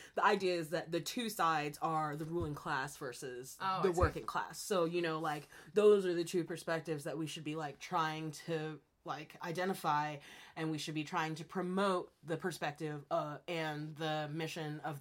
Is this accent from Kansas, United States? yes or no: yes; Kansas, United States; moved away as an adult; now in Oregon, United States; growing up in Kansas in the middle of the country